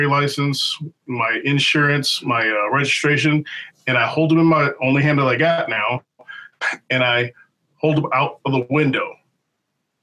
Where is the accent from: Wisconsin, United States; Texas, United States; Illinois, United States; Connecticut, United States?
Wisconsin, United States; Milwaukee; growing up in Milwaukee, in the area that we were living at was predominantly white